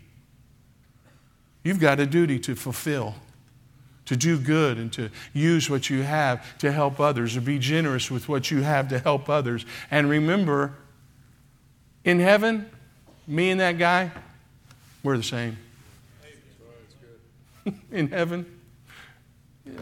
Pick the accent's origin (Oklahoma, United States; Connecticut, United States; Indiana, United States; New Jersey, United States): Oklahoma, United States; I'm from Oklahoma.